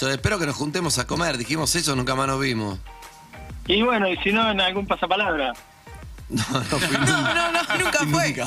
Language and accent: Spanish; Misiones, Argentina; Yo vengo de las cataratas del Iguazú, me parece cosa de chicos, un salto de 8 metros